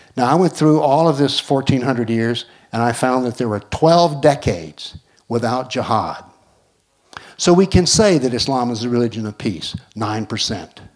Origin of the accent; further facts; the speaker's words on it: United States; I'm an American